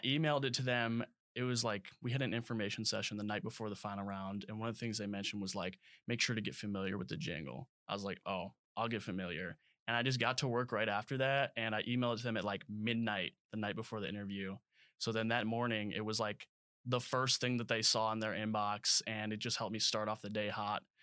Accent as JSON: {"language": "English", "town": "Crystal Lake", "region": "Illinois", "country": "United States", "tie": "born or raised there", "also_born_or_lived": "Alabama", "moved": "as an adult", "said": "I came out of Crystal Lake, Illinois. Um, and so I grew up there all throughout high school"}